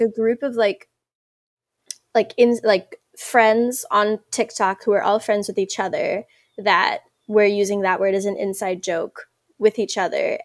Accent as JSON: {"language": "English", "country": "South Africa", "said": "I'm South African"}